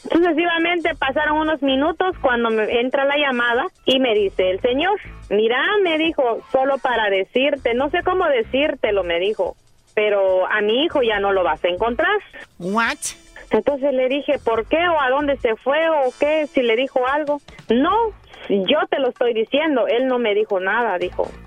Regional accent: Guatemala; moved away

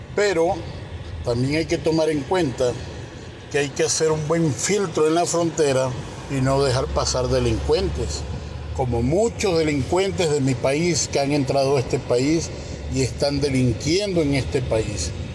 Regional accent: Venezuela; now in United States; Yo soy venezolano.

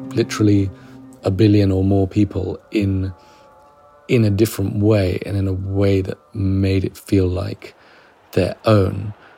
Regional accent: London, United Kingdom; I'm English. I grew up in London.

